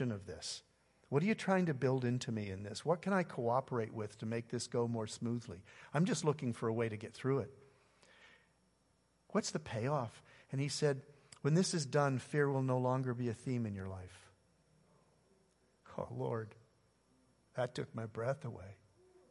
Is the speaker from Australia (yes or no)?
no; Canada; now in United States; I'm a Canadian living in the U.S.